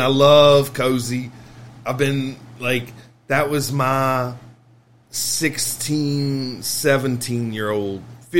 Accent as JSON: {"language": "English", "region": "Kentucky", "country": "United States", "tie": "born or raised there", "also_born_or_lived": "Lexington", "said": "as far as where I'm from, I was born in Lexington, raised there till I was five. My brother was three, and my parents, my dad's family's all Marion County. And my mom's family is all Ashland, Kentucky."}